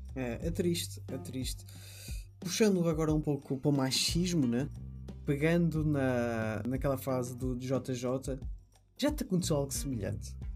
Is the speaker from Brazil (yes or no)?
no; Portugal; eu sou europeu, sou português, caucasiano